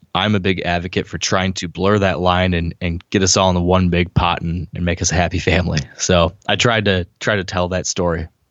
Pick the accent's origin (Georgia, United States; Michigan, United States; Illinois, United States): Michigan, United States; I'm from Michigan